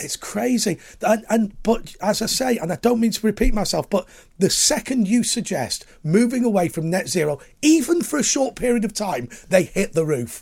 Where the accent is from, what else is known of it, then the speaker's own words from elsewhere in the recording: Lancashire coalfield, North West England, United Kingdom; I grew up on the Lancashire coalfield